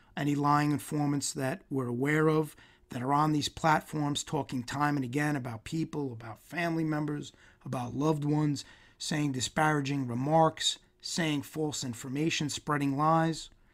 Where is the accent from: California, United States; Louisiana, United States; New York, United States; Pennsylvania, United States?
New York, United States; I'm Italian from New York